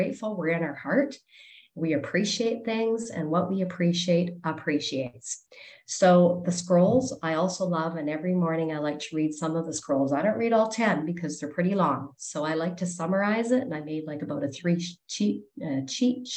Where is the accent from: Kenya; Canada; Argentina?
Canada; I'm from Canada